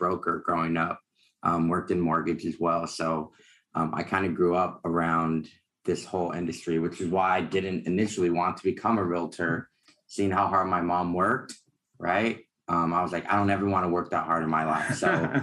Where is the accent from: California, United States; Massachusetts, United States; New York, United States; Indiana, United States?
California, United States; Alameda; now in Sacramento, United States; I grew up in the Bay Area, Alameda, to be exact, right next to Oakland.